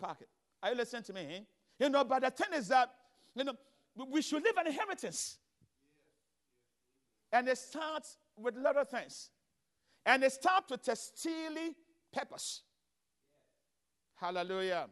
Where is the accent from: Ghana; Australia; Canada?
Ghana; moved away as an adult; also born or lived in Chicago; now in United States; I came from Ghana.